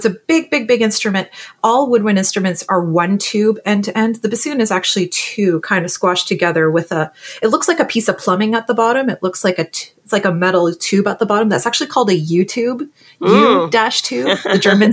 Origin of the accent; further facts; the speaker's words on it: Ottawa, Ontario, Canada; also born or lived in Cleveland / Philadelphia; now in Toronto, Canada; I'm from Ottawa, Ontario, originally, now living in Toronto